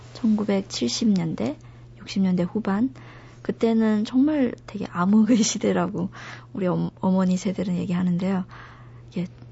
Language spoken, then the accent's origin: Korean; China; Korean is a second language; moved away as an adult; now in South Korea